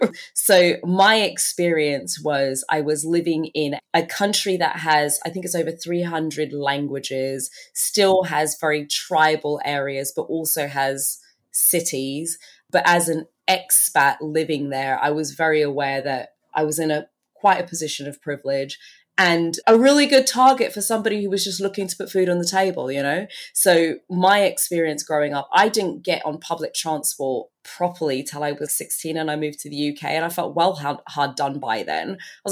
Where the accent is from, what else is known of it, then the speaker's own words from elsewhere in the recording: Turks & Caicos Islands; also born or lived in Bahamas; So I was born in the Bahamas. I'm actually originally from the Turks and Caicos Islands.